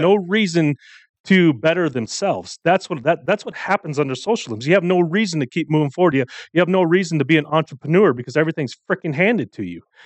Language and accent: English; United States; I am born here. I was raised here